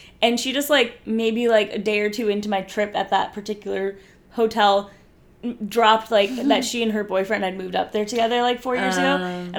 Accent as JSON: {"language": "English", "country": "India", "said": "I'm Indian and there's a whole concept of arranged marriages"}